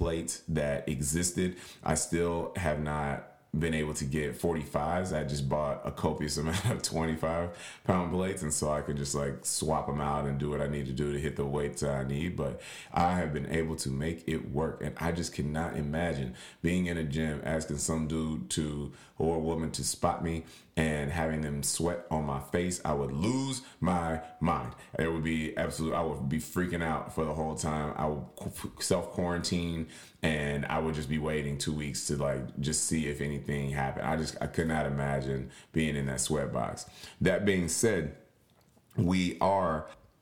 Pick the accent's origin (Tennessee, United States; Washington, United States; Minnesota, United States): Tennessee, United States; now in Florida, United States; my home state of Tennessee